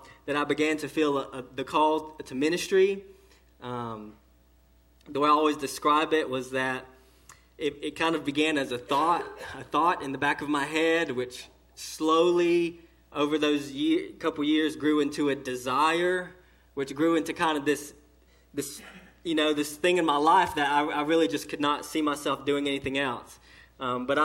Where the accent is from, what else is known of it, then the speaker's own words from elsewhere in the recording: Lakeland, Georgia, United States; I grew up in Lakeland, Georgia, which is about 20 minutes northeast of Valdosta, Georgia, small town, even smaller than Eastman. And that's where I grew up.